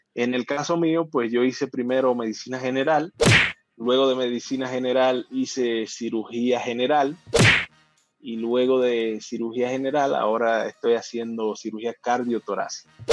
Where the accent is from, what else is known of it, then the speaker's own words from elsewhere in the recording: San Felipe de Puerto Plata, Puerto Plata, Dominican Republic; moved away; also born or lived in Yásica Arriba / Mexico City; Yo, nací en Puerto Plata